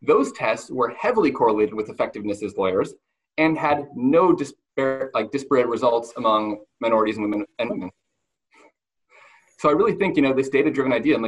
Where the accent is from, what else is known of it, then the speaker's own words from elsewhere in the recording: Montana, United States; moved away; my hometown in Montana where I went to high school